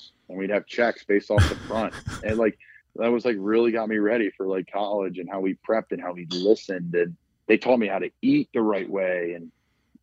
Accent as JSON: {"language": "English", "town": "Doylestown", "region": "Pennsylvania", "country": "United States", "said": "I'm from Doylestown, Pennsylvania"}